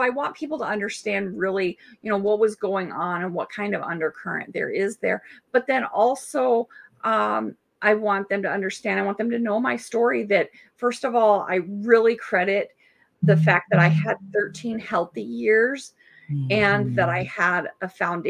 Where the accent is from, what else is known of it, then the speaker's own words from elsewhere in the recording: Germany; born there; And so when I was born in Germany, my dad wanted to name me Berlin.